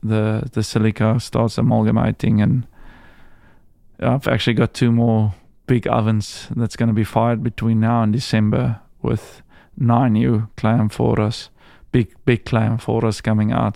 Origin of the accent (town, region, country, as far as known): South Africa; moved away as an adult; also born or lived in Priorat, Spain